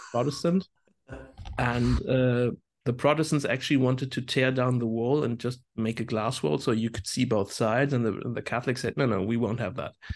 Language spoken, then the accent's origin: English; hometown near Landau, Rhineland-Palatinate, Germany; Landau is just like twenty minutes drive from my hometown